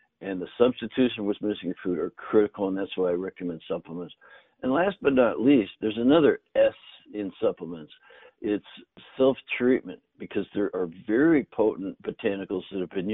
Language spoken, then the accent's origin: English; Northern Canada, Canada; grew up in Canada in the north, and both my grandfathers grew their own food